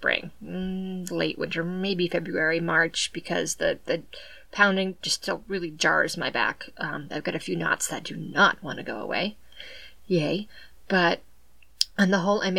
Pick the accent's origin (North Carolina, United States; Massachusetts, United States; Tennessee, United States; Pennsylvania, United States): Massachusetts, United States; southeastern; I'm from southeastern Massachusetts, and it's just the way everyone talks